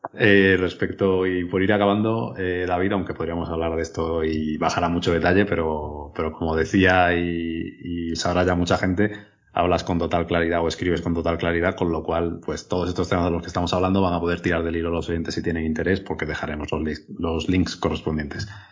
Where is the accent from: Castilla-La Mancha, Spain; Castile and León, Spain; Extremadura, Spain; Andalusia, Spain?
Extremadura, Spain; now in Madrid, Spain; soy extremeño